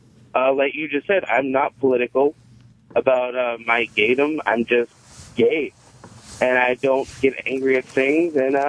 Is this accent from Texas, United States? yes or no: no; North Carolina, United States; I'm from North Carolina.